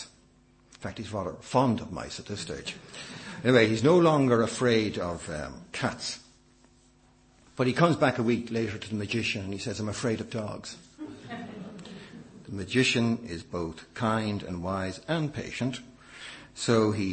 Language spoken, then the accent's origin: English; Ireland; as an Irishman